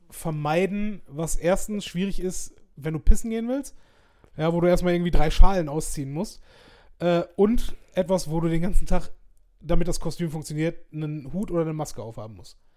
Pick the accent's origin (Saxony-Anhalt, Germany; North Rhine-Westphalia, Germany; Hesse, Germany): North Rhine-Westphalia, Germany; Essen; Und auch das hast du gemerkt, wenn du, wenn du als Essener vom Hauptbahnhof